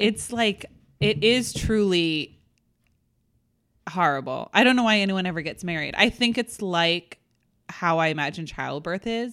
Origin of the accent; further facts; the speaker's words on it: New England, United States; I'm from New England